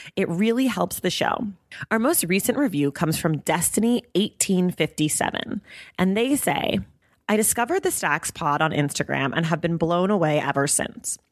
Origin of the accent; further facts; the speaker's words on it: Bay Area, California, United States; I grew up in the Bay Area